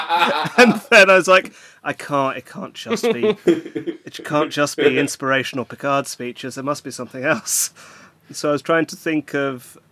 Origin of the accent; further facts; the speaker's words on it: Flanders, Belgium; moved away; I grew up in Belgium, and I would have grown up watching Star Trek on Flemish TV